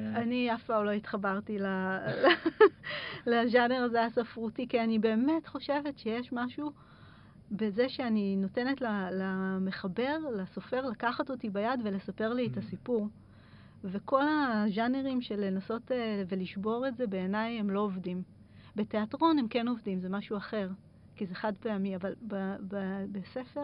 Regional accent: Israel; also born or lived in Kerem Maharal; אצלנו בישראל

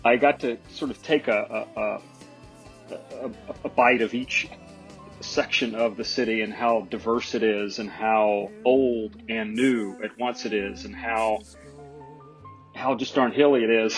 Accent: Alabama, United States; I grew up in Alabama, and I'm not typically Southern, even though I am a native native Southerner

